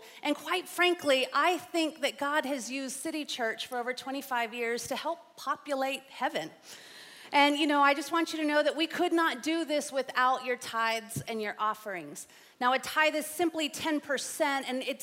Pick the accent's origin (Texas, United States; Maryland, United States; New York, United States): Texas, United States; San Antonio; I grew up here in San Antonio in the 80s and 90s